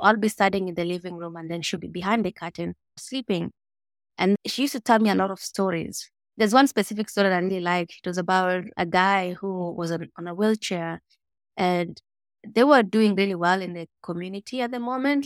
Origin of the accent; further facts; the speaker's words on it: Mogotio, Baringo County, Kenya; I grew up in Mogotio, which is a small village, four hours north of Nairobi